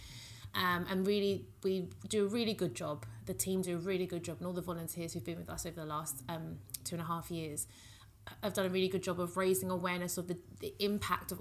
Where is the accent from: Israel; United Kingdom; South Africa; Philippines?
United Kingdom; I am British Nigerian